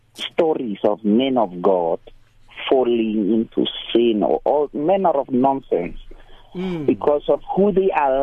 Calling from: North West, South Africa; I'm well. Look, I'm calling from the Northwest Province.

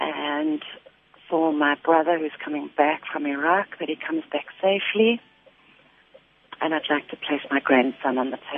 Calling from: Rustenburg, North West, South Africa; I'm phoning from Rustenburg.

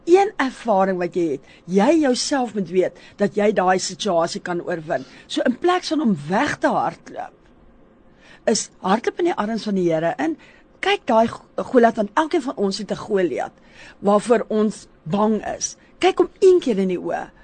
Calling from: Bayview, South Africa; Goeiemôre … Ek's van Bayview se area.

